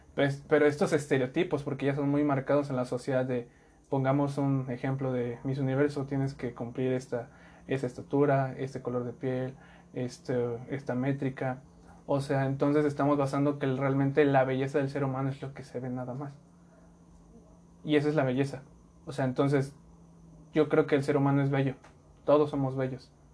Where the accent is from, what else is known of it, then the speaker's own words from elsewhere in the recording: Mexico; como mexicanos hemos creado esa identidad